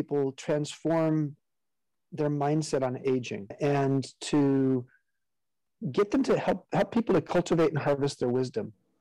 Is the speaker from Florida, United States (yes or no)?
no; Southern California, United States; I grew up in Southern California